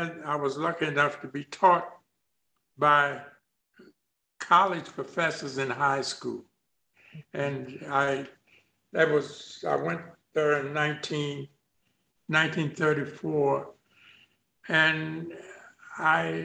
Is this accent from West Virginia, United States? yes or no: yes; Shepherdstown, West Virginia, United States; also born or lived in Charles Town, West Virginia; I was born in Charlestown, West Virginia, but I was raised up about 8 miles from Charlestown in a place called Shepherdstown, West Virginia.